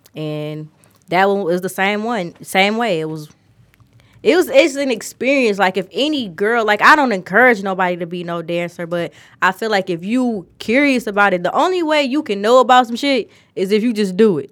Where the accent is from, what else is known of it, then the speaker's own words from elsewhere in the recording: Detroit, Michigan, United States; I'm not from Atlanta. I'm from Detroit. I've always been in Detroit.